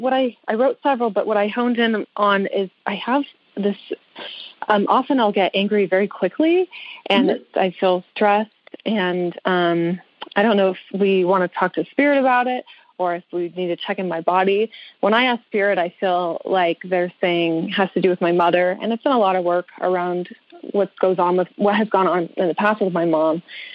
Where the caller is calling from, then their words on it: Tucson, Arizona, United States; And I'm calling from Tucson area, Arizona.